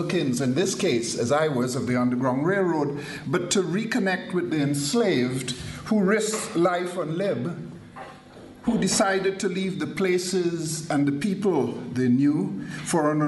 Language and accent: English; Trinidad & Tobago; moved away; When I was a kid growing up in Trinidad